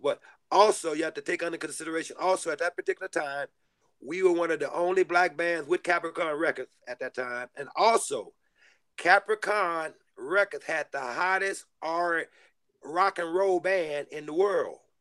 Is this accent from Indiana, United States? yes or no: no; Texas, United States; also born or lived in Houston; now in Los Angeles, United States; I come from Texas